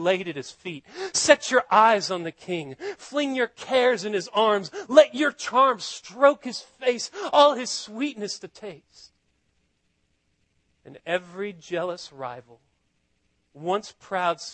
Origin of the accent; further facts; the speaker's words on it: Austin, Texas, United States; I'm from Austin